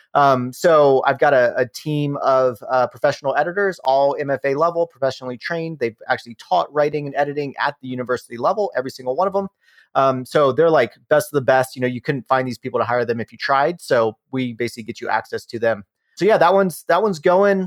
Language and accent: English; Rockingham County, Shenandoah Valley of Virginia, United States; now in Denver, United States; I grew up in the Shenandoah Valley of Virginia. I live in Denver, Colorado now